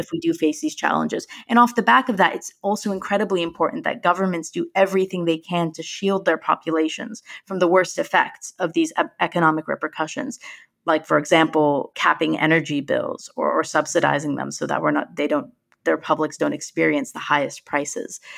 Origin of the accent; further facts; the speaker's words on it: United States; moved away; My home country has, has made it, has returned to the World Cup once again